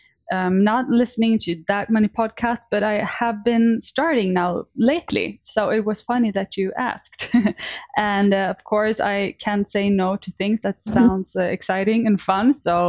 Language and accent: English; Sweden; English is a second language; now in Mallorca, Spain; we are two friends from Sweden